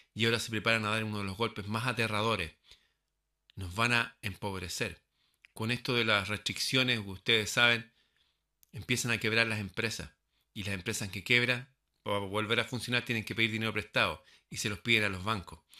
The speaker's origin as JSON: {"language": "Spanish", "country": "Chile", "said": "mi país"}